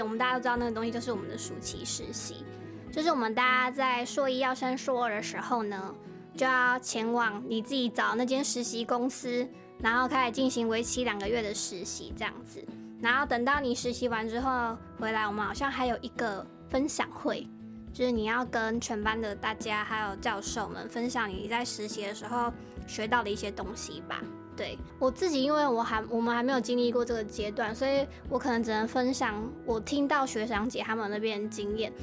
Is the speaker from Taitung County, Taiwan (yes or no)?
no; Keelung, Taiwan; 我是基隆人